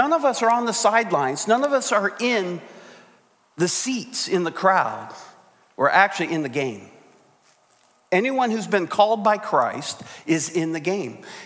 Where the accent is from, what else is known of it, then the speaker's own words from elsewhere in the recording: South Dakota, United States; moved away; also born or lived in Napa Valley, California; I was born in South Dakota